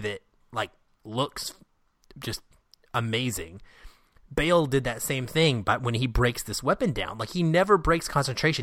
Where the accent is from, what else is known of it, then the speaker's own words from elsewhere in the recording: Seattle, Washington, United States; my hometown of Seattle